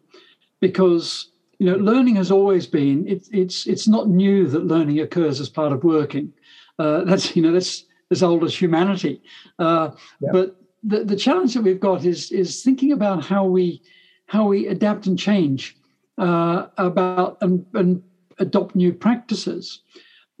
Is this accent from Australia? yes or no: yes; Australia; now in England; I'm an Australian originally